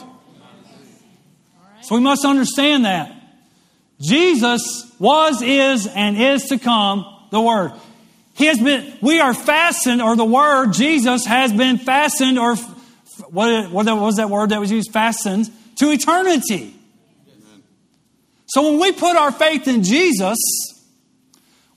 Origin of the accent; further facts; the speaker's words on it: West Monroe, Louisiana, United States; moved away; growing up in West Monroe, Louisiana, home of the show Duck Dynasty